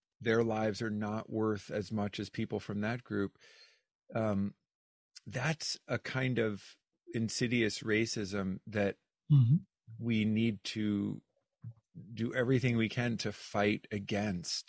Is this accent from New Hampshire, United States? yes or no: yes; New Hampshire, United States; I'm from New Hampshire